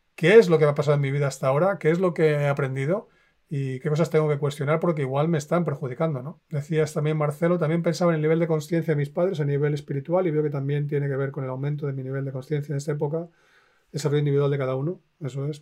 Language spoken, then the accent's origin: Spanish; Spain; also born or lived in Finland; me crié en España